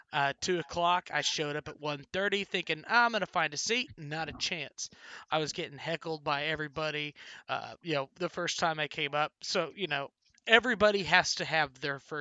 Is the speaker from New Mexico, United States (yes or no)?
yes; Carlsbad, New Mexico, United States; my hometown, Carlsbad, is a huge baseball town